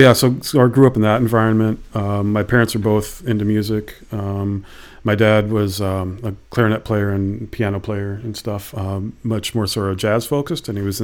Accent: Ann Arbor, Michigan, United States; moved away as an adult; also born or lived in New Mexico; now in Vancouver, Canada; I'm born and raised in Ann Arbor, Michigan, which is about half an hour west of Detroit. And, you know, lots of, deep Detroit roots, basically, on my mom's side of the family, going back, like, seven or eight generations

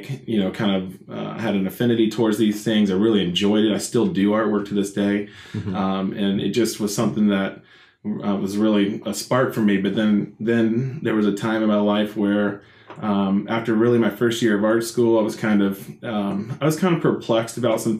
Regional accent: Woodstock, Georgia, United States; also born or lived in Kennesaw, Georgia / Acworth, Georgia; I was born here in Georgia, actually in Kennesaw, and grew up though primarily here in the Woodstock and in the Ackworth area. So I've always been in the suburbs of Atlanta.

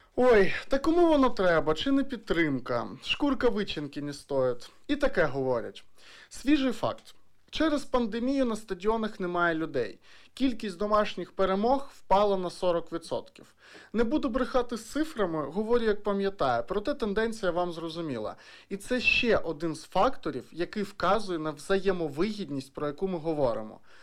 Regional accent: Dnipro, Dnipropetrovsk Oblast, Ukraine; я з Дніпра, а Дніпро завжди був великим футбольним містом.

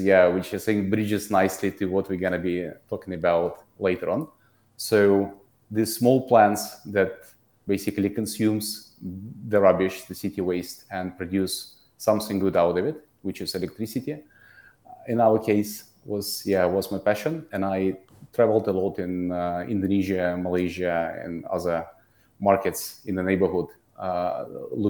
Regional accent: Russia; moved away as an adult; now in Singapore; I'm originally from Russia. I live in Singapore for the last 7 years

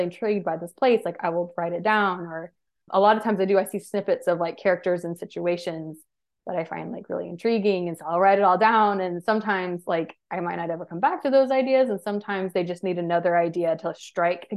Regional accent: Georgia, United States; I am from Georgia, so I'm used to the heat

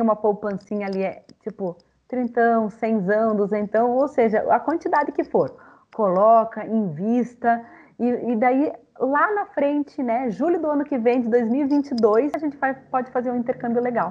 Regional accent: Curitiba, Paraná, Brazil; eu sou aqui de Curitiba

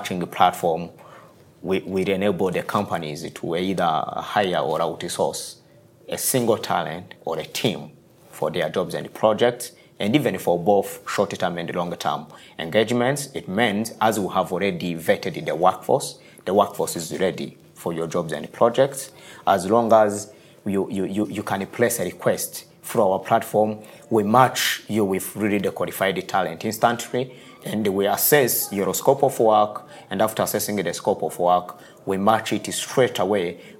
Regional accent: Rwanda; moved away as an adult; also born or lived in United States; I'm born in rural areas of Rwanda

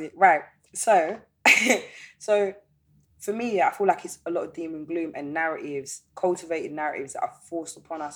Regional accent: London, United Kingdom; I was born in London and raised in London, and I've never lived in any other city

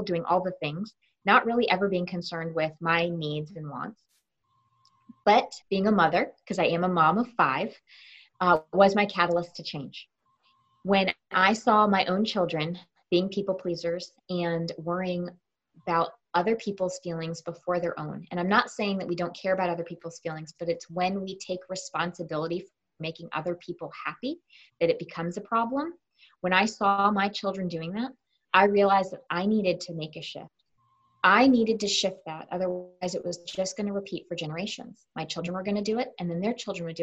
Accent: Connecticut, United States; I was born and raised in Connecticut

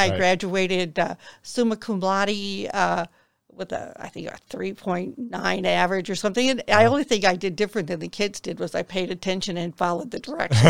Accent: Detroit, Michigan, United States; also born or lived in New Orleans; I was born in New Orleans. Mm-hmm. Didn't stay there long. Raised outside of Detroit in the suburbs of Detroit. I went to Berkeley High School, Royal Oak area.

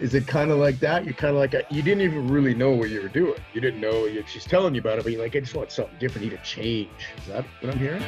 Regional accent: Regina, Saskatchewan, Canada; moved away; back home in Regina, Saskatchewan

